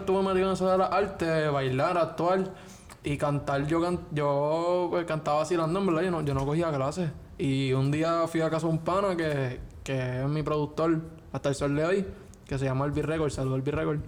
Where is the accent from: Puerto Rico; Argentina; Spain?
Puerto Rico; como todo puertorriqueño